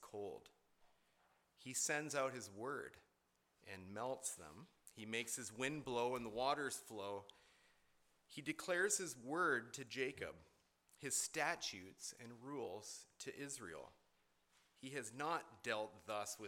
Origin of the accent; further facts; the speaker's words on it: Canada; I was born in Canada